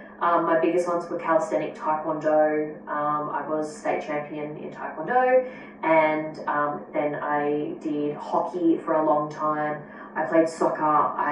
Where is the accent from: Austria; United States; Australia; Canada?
Australia; Yes, we are Australian.